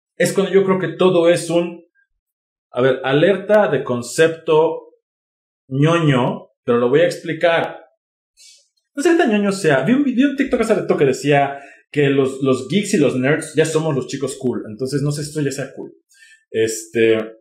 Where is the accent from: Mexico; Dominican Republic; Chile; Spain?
Mexico; soy mexicano